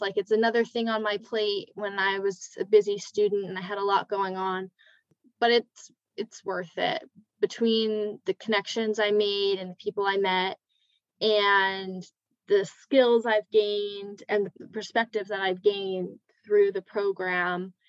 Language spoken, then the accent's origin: English; California, United States; moved away as an adult; I'm from California